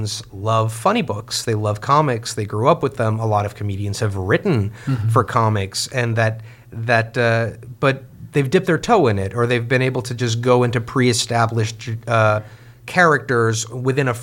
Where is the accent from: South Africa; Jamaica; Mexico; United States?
Mexico; moved away; as a Jewish Mexican growing up in Mexico